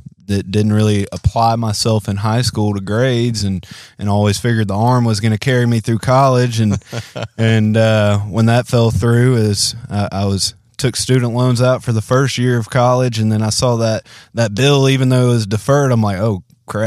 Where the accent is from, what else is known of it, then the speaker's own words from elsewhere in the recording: Memphis, Tennessee, United States; also born or lived in Louisiana; Born and raised in Memphis, Tennessee. Got a bunch of family down in Louisiana.